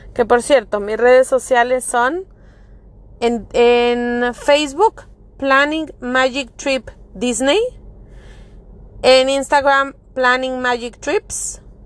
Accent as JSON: {"language": "Spanish", "town": "Monterrey", "region": "Nuevo León", "country": "Mexico", "moved": "as an adult", "lives_now": "Florida, United States", "said": "Yo soy mexicana de Monterrey, Nuevo León."}